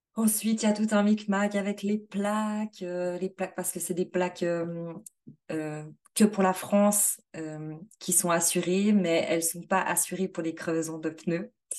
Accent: Switzerland; chez nous en Suisse

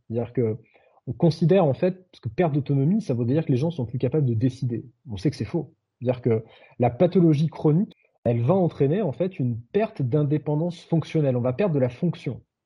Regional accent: France; on n'est pas des Suédois, on est des Français.

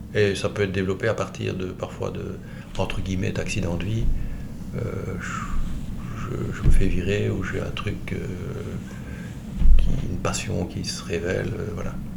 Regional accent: Liège, Wallonia, Belgium; je suis né à Liège, j'ai vécu à Liège, centre-ville, dans le carré, euh, jusqu'à 18 ans

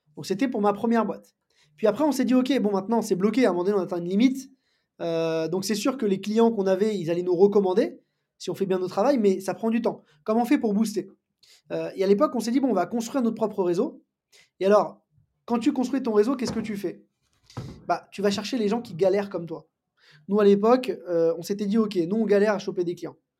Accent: Paris, Île-de-France, France; je, suis parisien, né à Paris, j'ai grandi à Paris

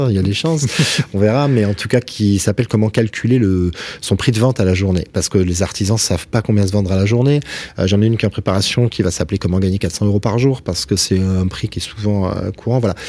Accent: Toulouse, Occitania, France; comme on dit chez nous à Toulouse

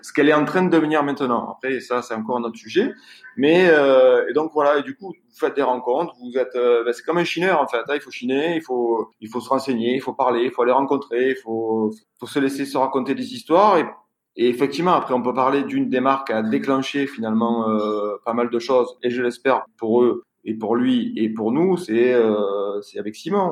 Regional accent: Marseille, Provence-Alpes-Côte d'Azur, France; je suis marseillais, j'ai grandi dans des HLM

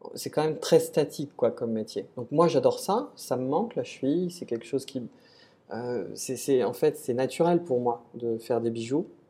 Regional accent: Nantes, Pays de la Loire, France; moved away; also born or lived in Saint-Amand-Montrond; Je suis un Nantes à la base je suis né à Nantes

